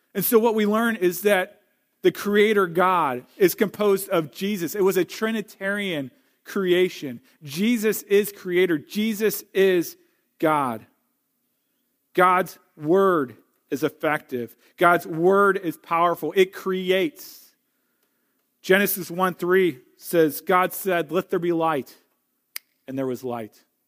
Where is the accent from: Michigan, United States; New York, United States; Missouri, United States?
Missouri, United States; St. Louis; now in Wisconsin, United States; I grew up in Saint Louis. I'm a Missouri boy.